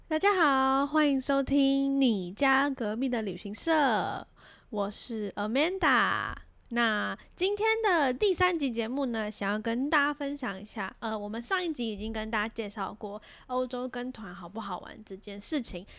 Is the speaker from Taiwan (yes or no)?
yes; Taiwan; 我们台湾人